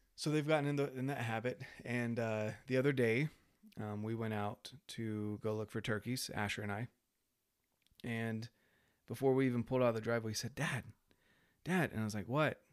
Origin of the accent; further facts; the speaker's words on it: North Carolina, United States; I was raised in North Carolina